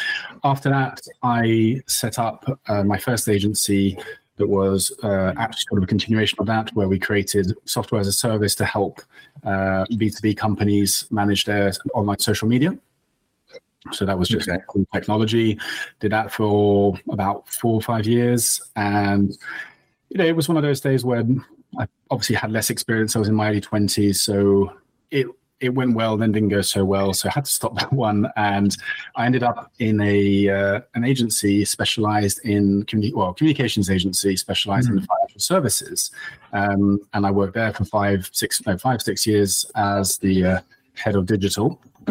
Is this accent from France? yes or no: yes; France; English is a second language; moved away as an adult; now in United Kingdom; I'm actually half French. I grew up in France, and nice. I think I lost the accent along the way. But I actually came to the UK to study law